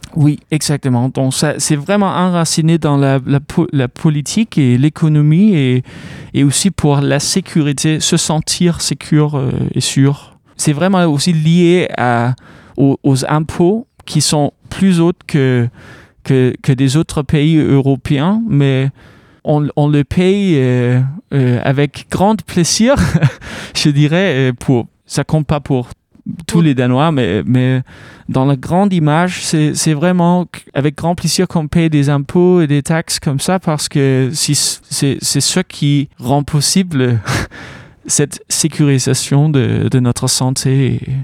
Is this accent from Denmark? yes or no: yes; Aarhus, Central Denmark Region, Denmark; French is a second language; now in Caen, France; Le, le Jutland, c'est d'où je viens, de Aarhus